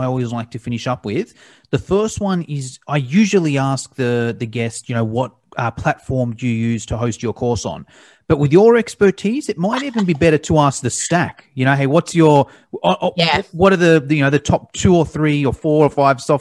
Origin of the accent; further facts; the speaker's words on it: Australia; first language English; I'm from Australia